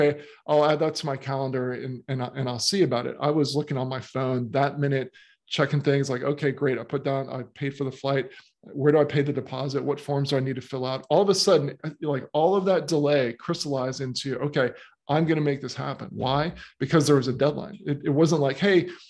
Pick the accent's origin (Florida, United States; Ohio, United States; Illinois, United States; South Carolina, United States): Florida, United States; moved away as an adult; also born or lived in Miami / St. Augustine; now in Australia; when I was growing up in Florida, I moved from Miami to St. Augustine